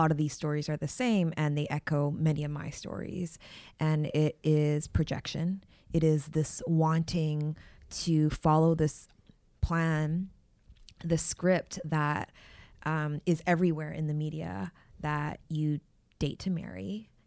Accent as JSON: {"language": "English", "country": "Canada", "said": "I am from Canada."}